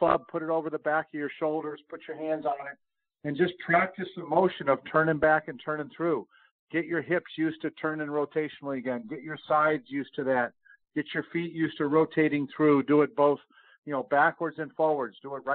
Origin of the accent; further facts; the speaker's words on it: Rochester, New York, United States; moved away; I grew up in Rochester, New York